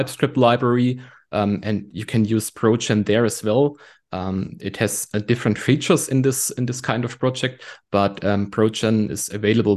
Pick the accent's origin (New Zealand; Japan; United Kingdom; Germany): Germany; I'm from Germany.